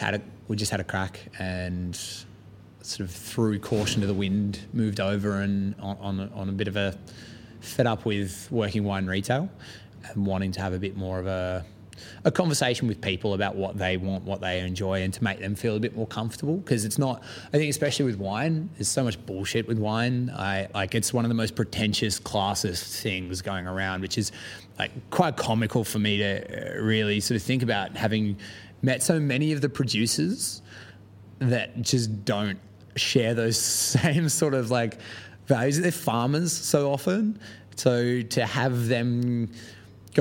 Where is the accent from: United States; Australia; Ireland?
Australia; moved away as an adult; now in London, United Kingdom; where I'm from in Australia